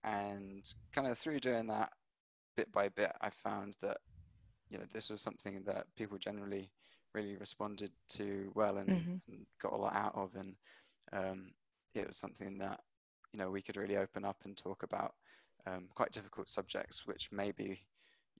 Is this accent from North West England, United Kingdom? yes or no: no; Hampshire, South East England, United Kingdom; moved away as an adult; now in London, United Kingdom; working in a few restaurants where I grew up in Hampshire, and then moved to London